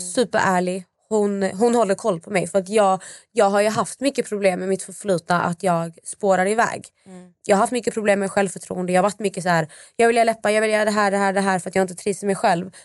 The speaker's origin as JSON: {"language": "Swedish", "town": "Malmö", "region": "Skåne", "country": "Sweden", "said": "jag kommer från Malmö"}